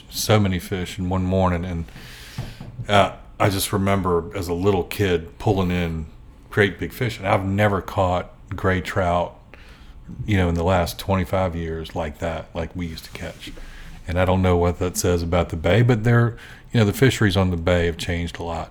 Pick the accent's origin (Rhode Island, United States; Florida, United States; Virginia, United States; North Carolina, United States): Virginia, United States; Gloucester County; moved away as an adult; also born or lived in Williamsburg, Virginia / Atlanta, Georgia; I grew up in Gloucester County in the 60s and 70s, and Gloucester at the time was very rural, and I grew up right on the Ware River